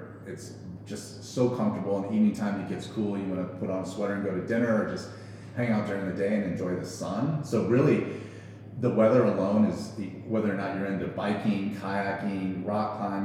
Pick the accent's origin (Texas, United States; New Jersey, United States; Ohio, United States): Texas, United States; Galveston; moved away; I grew up in Galveston, Texas, where it's like 9,000% humid